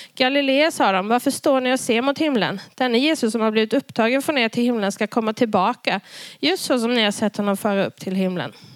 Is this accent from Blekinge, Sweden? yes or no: yes; Karlskrona, Blekinge, Sweden; jag växte upp i Karlskrona i Pingstkyrkan